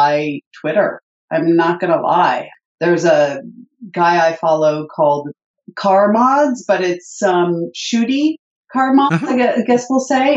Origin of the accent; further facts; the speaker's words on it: Connecticut, United States; I'm from Connecticut